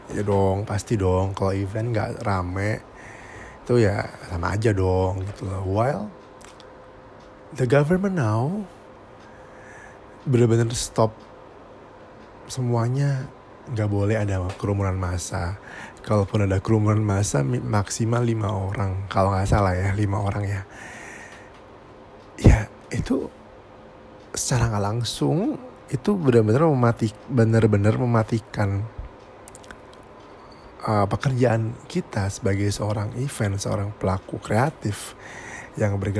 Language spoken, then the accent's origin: Indonesian; Surabaya, East Java, Indonesia; Hmm, saya dari Surabaya.